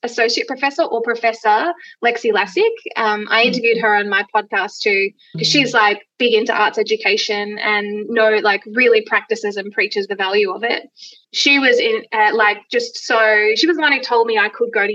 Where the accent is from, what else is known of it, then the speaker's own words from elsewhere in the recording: Gold Coast, Queensland, Australia; I grew up on the Gold Coast